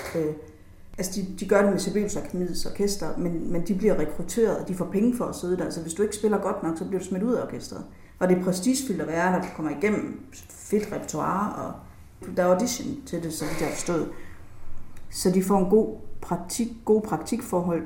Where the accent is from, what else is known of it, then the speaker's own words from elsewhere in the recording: Jutland, Denmark; nu er jeg selv fra Jylland, og der, der taler vi faktisk heller ikke så meget.